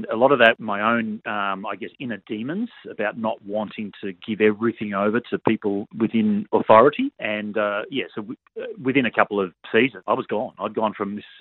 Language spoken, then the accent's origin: English; Gold Coast, Queensland, Australia; growing up on the Gold Coast